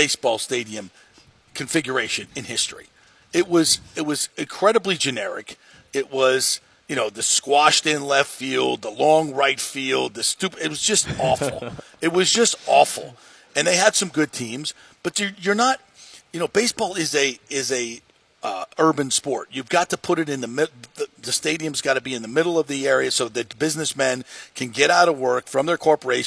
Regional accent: South Florida, United States; now in Tampa Bay, United States; I grew up in South Florida, and I've lived here now for 27, 28 years

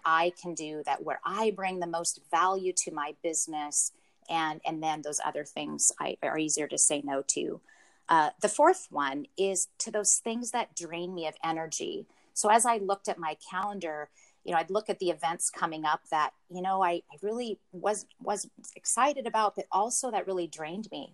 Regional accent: Pacific Northwest, United States; born and raised in the Pacific Northwest

